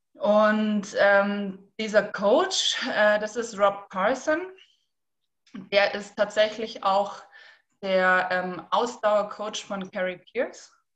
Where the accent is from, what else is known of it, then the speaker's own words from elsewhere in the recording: Rosenheim, Bavaria, Germany; ich komme aus Rosenheim